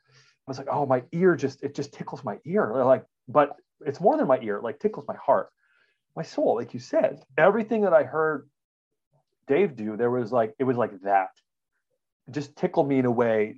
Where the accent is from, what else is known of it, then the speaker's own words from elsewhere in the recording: Regina, Saskatchewan, Canada; I'm a Canadian. We grew up in Regina, Saskatchewan